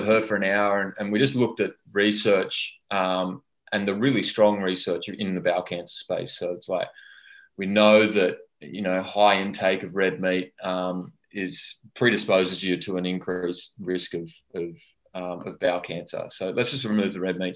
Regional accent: Australia; I had an overzealous relationship with alcohol in my 20s, as most Aussie males

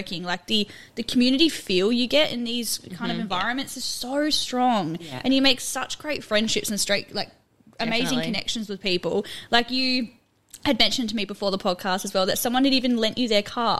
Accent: Perth, Western Australia, Australia; And I came from Perth, and I didn't even know what, like, a regional town was, rural remote.

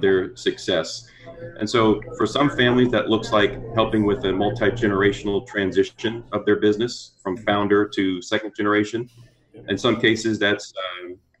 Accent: just south of New Orleans, Southern Louisiana, United States; moved away as an adult; also born or lived in Fort Worth, Texas; I'm originally from Southern Louisiana, grew up just south of New Orleans

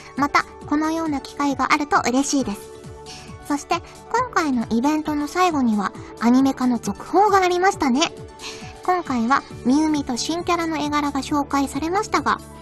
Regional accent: Kyushu, Fukuoka, Japan; moved away; 私あの九州福岡の出身なので

